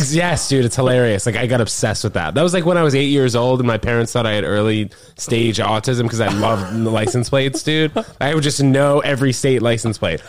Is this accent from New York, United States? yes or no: yes; New York, United States; I grew up in in New York